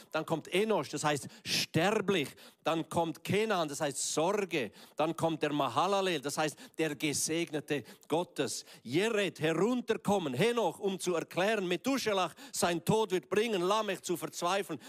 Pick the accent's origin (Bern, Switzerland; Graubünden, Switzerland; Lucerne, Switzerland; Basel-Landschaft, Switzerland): Graubünden, Switzerland; Ich bin ja im Kanton Graubünden aufgewachsen